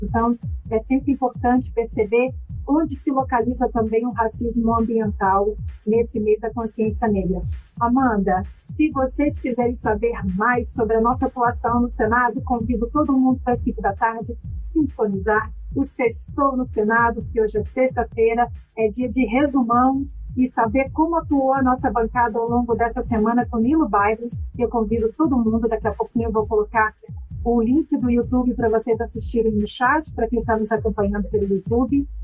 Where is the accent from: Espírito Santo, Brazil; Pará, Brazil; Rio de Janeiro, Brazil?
Espírito Santo, Brazil; interior of; eu sou capixaba, quero já saudar a minha conterrânea Elisa Lucinda